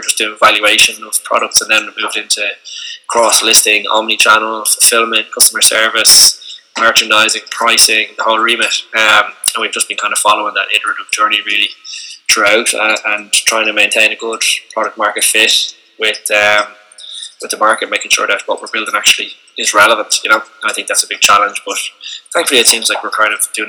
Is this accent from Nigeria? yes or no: no; Ireland; I'm from Dundalkin in Dublin